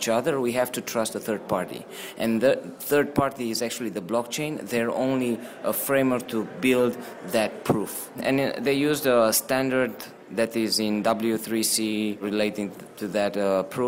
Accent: Transylvania, Romania; now in Washington, D.C., United States; Originally, I'm from Transylvania. That's a region in Romania, Europe.

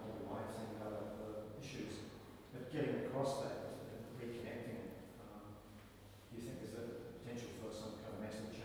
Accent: New Zealand; now in Australia; In New Zealand, we taught a lot about traditional pottery design and the stories of the different types of local and all this sort of stuff at primary school

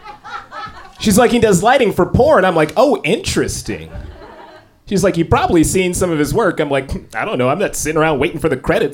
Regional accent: Tennessee, United States; now in Los Angeles, United States; originally I'm from Tennessee

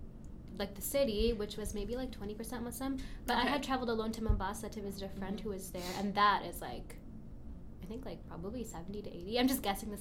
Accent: Canada; Whereas I had other friends from, like, other countries

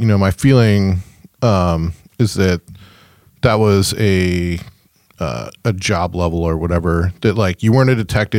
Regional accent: Chicago, Illinois, United States; not only is that my hometown

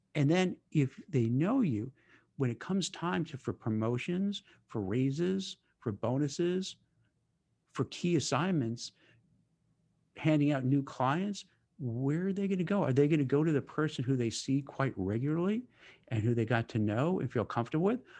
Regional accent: New York City, New York, United States; moved away as an adult; also born or lived in Manhattan; now in Westfield, United States; I grew up in Brooklyn

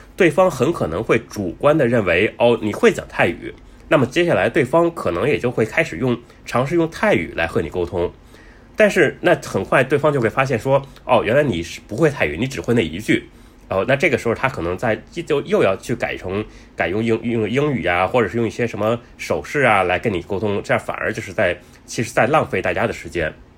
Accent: Beijing, China; now in Bangkok, Thailand; 我是中国人，来自北京，那现在住在泰国曼谷

